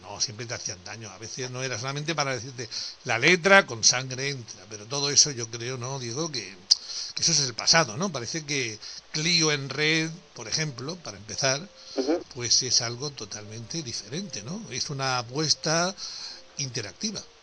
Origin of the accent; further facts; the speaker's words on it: Andalusia, Spain; nosotros somos de Andalucía